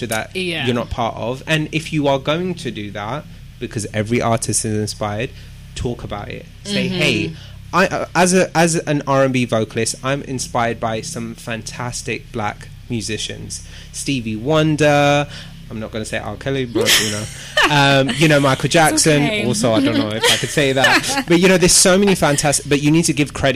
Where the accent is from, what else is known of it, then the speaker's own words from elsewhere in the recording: London, United Kingdom; I'm proud to be from Southwest. I've actually always lived in Southwest.